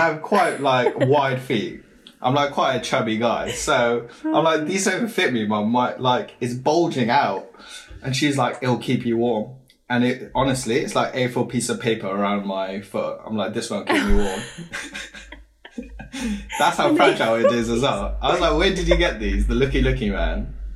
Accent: Wales, United Kingdom; I come from a little town in Wales, like Brecon Beacons

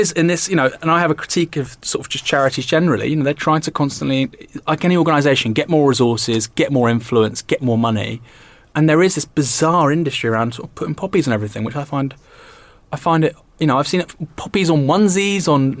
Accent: United Kingdom; as a Brit, you have to take this country for everything it's done, for better and worse.

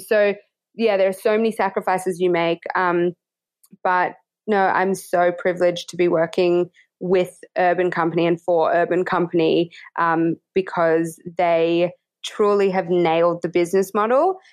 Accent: Australia

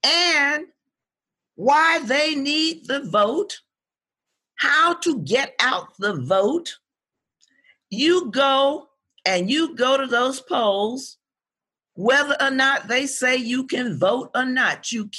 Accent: the South, United States; the South that I grew up in part, I grew up in Jim Crow segregated America.

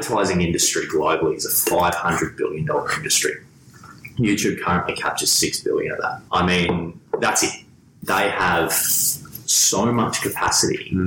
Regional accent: Gold Coast, Queensland, Australia; I'm from the Gold Coast

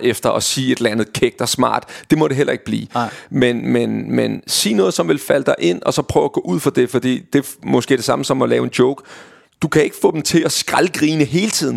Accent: Vestegnen, Capital Region of Denmark, Denmark; jeg var fra Vestegnen, og derfor min slang kommer ind i spil

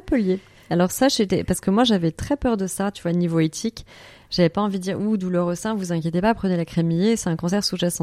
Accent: Paris, Île-de-France, France; moved away as an adult; je suis parisienne pure souche de base

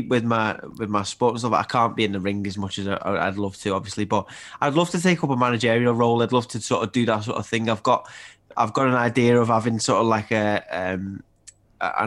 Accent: Liverpool, North West England, United Kingdom; also born or lived in Widnes; I grew up in Liverpool. We moved around. I moved to Widnes when I was 8, which is just outside of Liverpool.

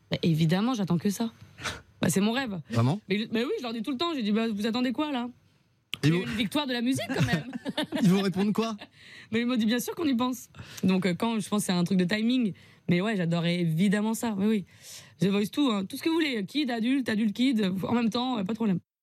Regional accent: France; je habite en France, hein, je suis française

